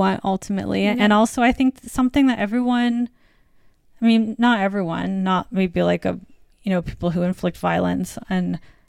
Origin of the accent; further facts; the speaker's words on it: U.S. Virgin Islands; I mean, I grew up in the Virgin Islands, but my family is from the Midwest.